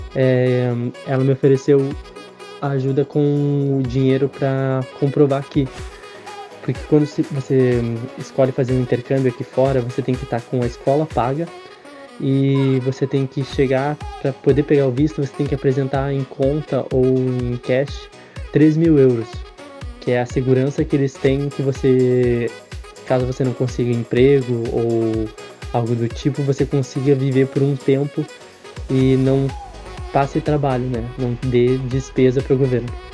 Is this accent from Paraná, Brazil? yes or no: yes; Piraquara, Paraná, Brazil; moved away as an adult; also born or lived in Curitiba; now in Ireland; nascido em Curitiba, mas morei a minha vida inteira em Piraquara